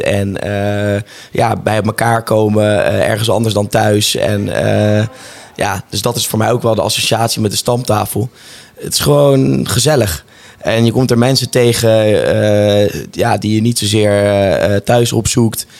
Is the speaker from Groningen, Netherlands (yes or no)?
no; Rotterdam, South Holland, Netherlands; ik kom natuurlijk uit Rotterdam